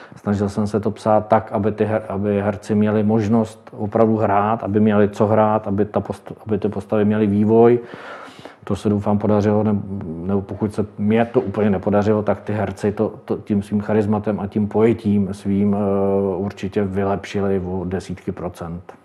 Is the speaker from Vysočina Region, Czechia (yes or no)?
yes; Telč, Vysočina Region, Czechia; jsem z Telče a Třebíče kousek od nás